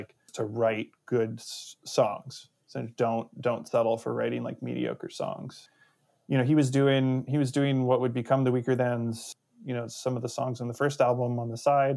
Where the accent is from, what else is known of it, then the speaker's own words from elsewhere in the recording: Brandon, Manitoba, Canada; now in Seattle, United States; I grew up in Brandon